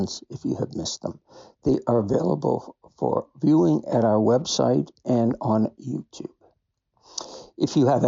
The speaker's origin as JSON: {"language": "English", "country": "Canada", "said": "As a Canadian"}